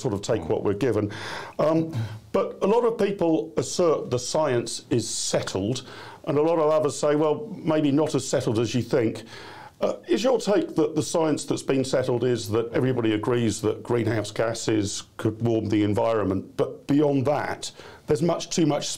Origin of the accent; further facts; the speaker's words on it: Wokingham, South East England, United Kingdom; the constituency of Wokingham, my hometown